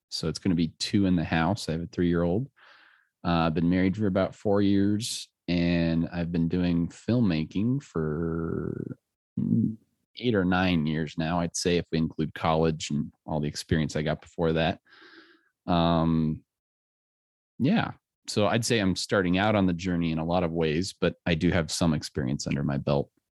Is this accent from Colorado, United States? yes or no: yes; Littleton, Colorado, United States; I grew up in Littleton